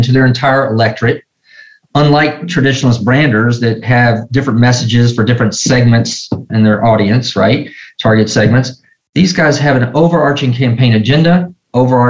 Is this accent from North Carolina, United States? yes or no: no; Nashville, Tennessee, United States; growing up in Nashville, Tennessee